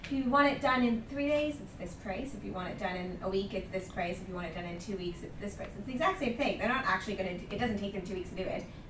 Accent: Canada; moved away; I'm from Canada

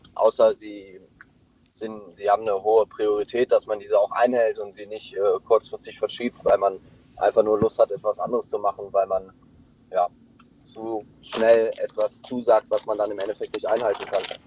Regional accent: Cologne, North Rhine-Westphalia, Germany; ich komme aus Köln

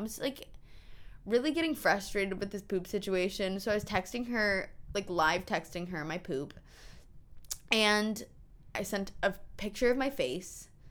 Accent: New York, United States; I'm from New York.

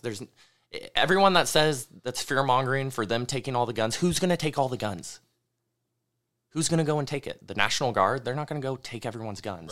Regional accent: the North State, California, United States; growing up in the North State, as we all have

